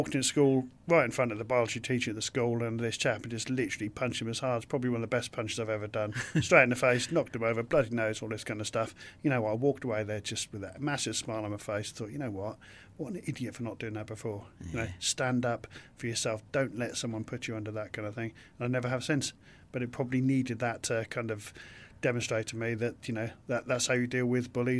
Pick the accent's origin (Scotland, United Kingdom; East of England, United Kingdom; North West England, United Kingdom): East of England, United Kingdom; King's Lynn; I was brought up in King's Lynn in Norfolk